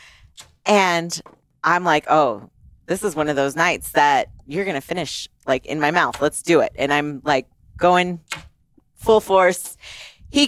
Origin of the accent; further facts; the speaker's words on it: Italy; moved away; I grew up in Italy